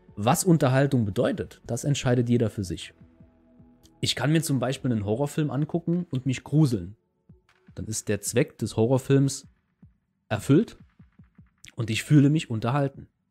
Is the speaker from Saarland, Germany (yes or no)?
yes; Saarland, Germany; bei uns im Saarland